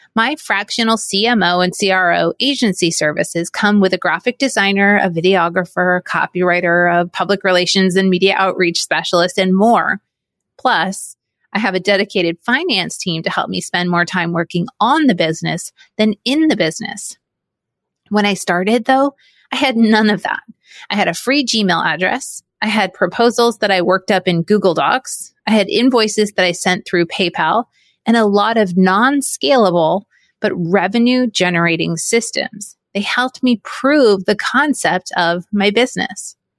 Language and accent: English; New England, United States; moved away as an adult; also born or lived in Syracuse, New York / Orlando, Florida; I grew up in New England